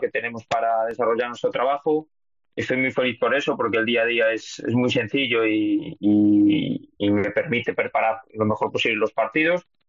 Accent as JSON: {"language": "Spanish", "town": "Lugo", "region": "Galicia", "country": "Spain", "also_born_or_lived": "Valencia / Tudela", "accent": "Galician", "moved": "as an adult", "lives_now": "Indonesia", "said": "soy feliz además que de tener este acento porque representa a mi tierra y a mí me encanta mi tierra, me encanta Lugo"}